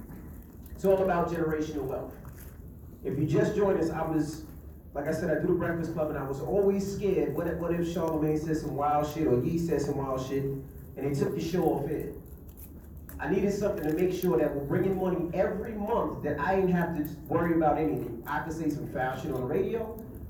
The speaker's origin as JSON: {"language": "English", "town": "New York City", "region": "New York", "country": "United States", "said": "I'm from Queens, New York."}